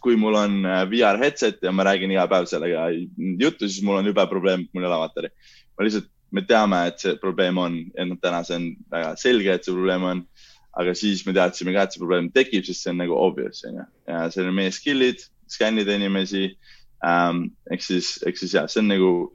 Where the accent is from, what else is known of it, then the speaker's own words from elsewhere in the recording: Pärnu, Pärnu County, Estonia; mina ja Kaspar oleme pärnakad